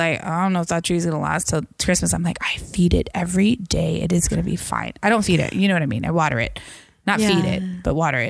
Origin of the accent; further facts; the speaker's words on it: Washington, United States; I come from the Evergreen State.